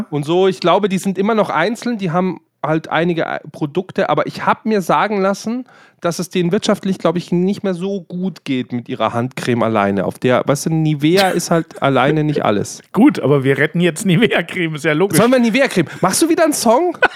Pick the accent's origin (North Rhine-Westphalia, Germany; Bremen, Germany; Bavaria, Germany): Bavaria, Germany; Eichenau; born there; ich bin aber in Eichenau geboren, ich bin gebürtiger Eichenauer, Hausgeburt.